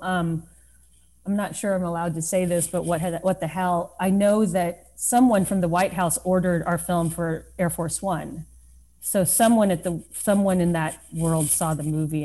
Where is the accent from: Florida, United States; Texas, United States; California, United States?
Texas, United States; Lubbock; moved away as an adult; now in New York City, United States; growing up in Lubbock, Texas